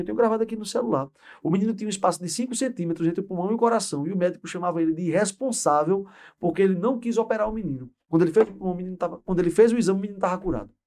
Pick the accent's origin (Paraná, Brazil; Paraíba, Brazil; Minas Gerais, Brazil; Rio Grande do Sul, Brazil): Paraíba, Brazil; also born or lived in Pernambuco / Recife / Caruaru; Vim para cá com oito anos de idade, sou pernambucano, mas de tempo, de, de, de vida, eu sou mais paraibano que pernambucano.